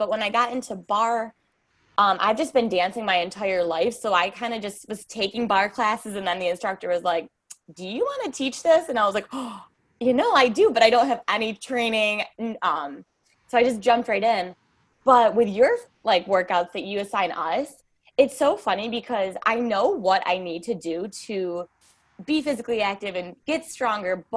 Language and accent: English; New York, United States; I'm from New York. So I'm from the United States